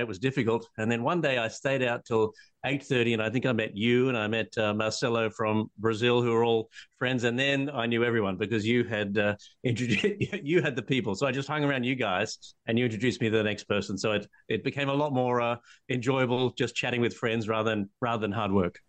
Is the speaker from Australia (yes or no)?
yes; Australia; I'm an Australian patent attorney